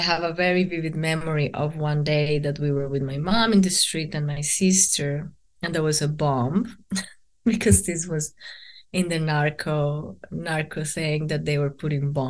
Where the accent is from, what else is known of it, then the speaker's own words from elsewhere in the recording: Bogota, Bogotá Capital District, Colombia; moved away; I am from Bogota